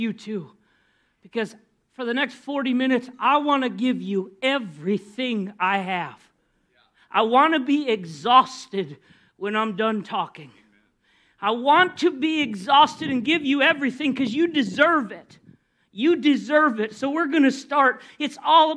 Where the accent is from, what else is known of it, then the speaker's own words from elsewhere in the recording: Minnesota, United States; moved away as an adult; now in Florida, United States; I came from Minnesota.